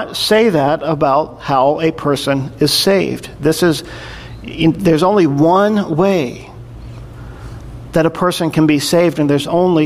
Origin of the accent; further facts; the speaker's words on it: the South, United States; in the culture and the time that I grew up in the South